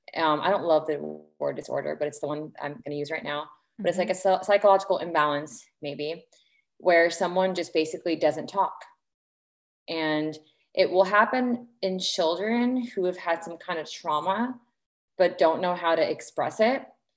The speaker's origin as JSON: {"language": "English", "country": "Lebanon", "tie": "born or raised there", "also_born_or_lived": "Indianapolis, United States", "said": "So my parents are both Lebanese, and I was born in Indianapolis in the United States. And then we moved to Lebanon when I was just turning 9. Very awkward time to move to a new country"}